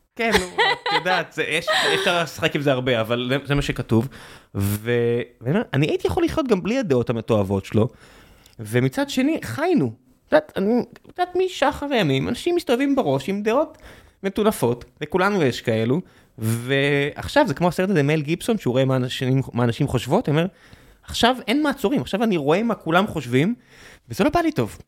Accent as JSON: {"language": "Hebrew", "town": "Beersheba", "region": "Southern District", "country": "Israel", "tie": "born or raised there", "moved": "yes", "said": "גדלתי בבאר שבע"}